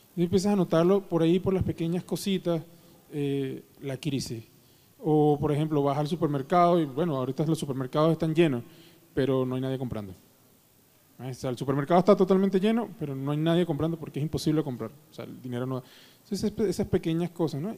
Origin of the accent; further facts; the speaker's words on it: Caracas, Capital District, Venezuela; moved away as an adult; now in Mexico City, Mexico; yo crecí toda mi vida en Caracas